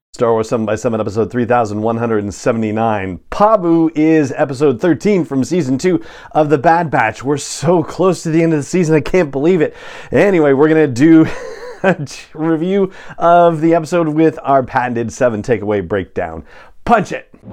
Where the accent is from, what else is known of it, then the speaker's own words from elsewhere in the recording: Southern California, United States; moved away; I grew up in Southern California